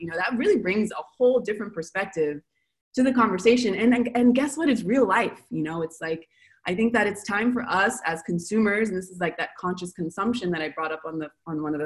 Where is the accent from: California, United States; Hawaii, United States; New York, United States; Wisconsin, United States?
California, United States; Los Angeles; moved away as an adult; now in Buenos Aires, Argentina; I'm from Los Angeles